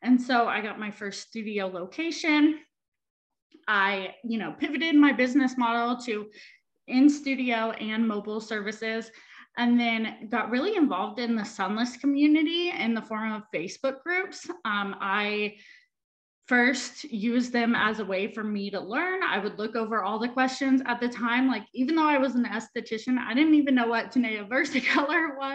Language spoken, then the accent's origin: English; Wichita, Kansas, United States; moved away as an adult; also born or lived in San Diego / Los Angeles; move back to Kansas to be with my family, I knew I had all the tools and resources to start my business here. So I started Glow Gals. The day I moved back to Wichita is when I launched